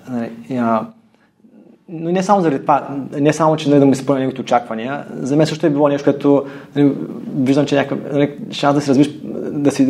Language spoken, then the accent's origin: Bulgarian; Stara Zagora, Stara Zagora Province, Bulgaria; moved away as an adult; also born or lived in Germany; аз съм на 38 години. А, от Стара Загора съм. Да, аз съм живял в Германия, там съм завършил висше образование. След това се върнах в България.